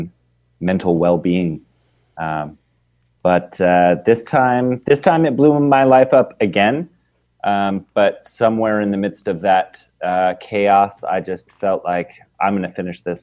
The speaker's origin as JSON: {"language": "English", "town": "Portland", "region": "Oregon", "country": "United States", "tie": "born or raised there", "also_born_or_lived": "New York", "moved": "as an adult", "lives_now": "Seattle, United States", "said": "I grew up in Portland, Oregon"}